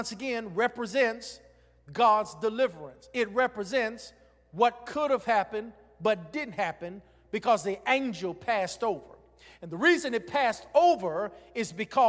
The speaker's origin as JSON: {"language": "English", "town": "Greensboro", "region": "North Carolina", "country": "United States", "tie": "born or raised there", "said": "when I was growing up in Greensboro, North Carolina"}